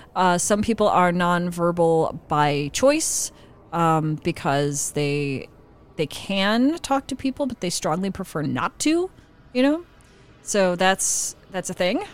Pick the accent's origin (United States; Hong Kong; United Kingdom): United States; Midwest; I grew up in the Midwest